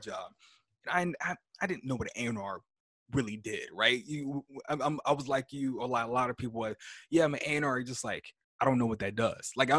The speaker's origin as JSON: {"language": "English", "town": "Houston", "region": "Texas", "country": "United States", "moved": "as an adult", "lives_now": "New York, United States", "said": "I'm originally from Houston"}